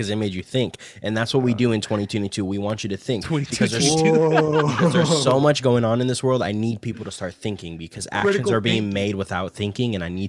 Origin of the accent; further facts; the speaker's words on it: Arizona, United States; I love Arizona and shit, and that's my hometown.